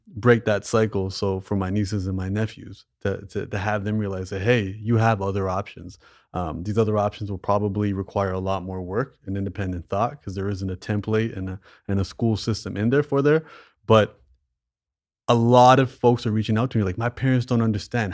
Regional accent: Canada; I was born in Canada. My parents weren't

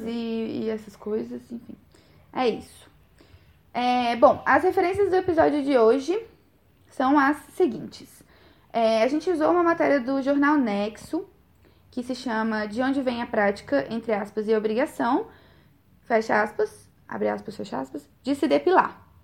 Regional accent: Brazil; como boa brasileira

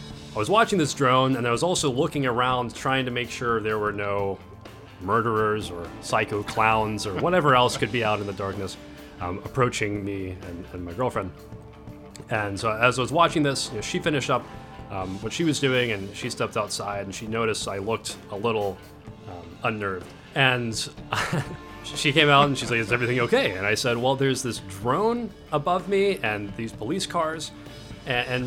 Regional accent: Nashville, Tennessee, United States; from Nashville

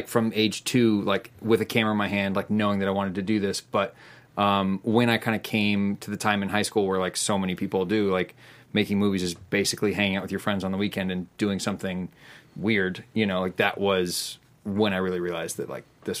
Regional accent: Burbank, California, United States; also born or lived in Pasadena; I grew up in Burbank, California, and also in Pasadena a little bit later.

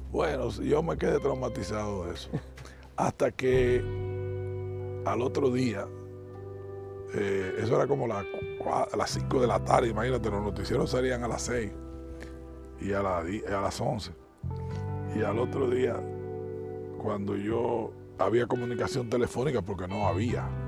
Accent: Dominican Republic; moved away; no me fui de República Dominicana, yo diría, siempre estuve aquí presente

